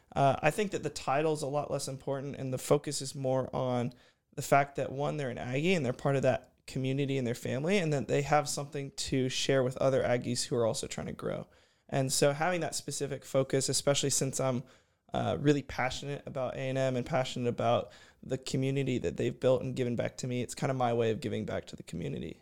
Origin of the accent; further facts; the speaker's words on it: Houston, Texas, United States; also born or lived in College Station, Texas; I'm from Houston, Texas. I, uh, grew up there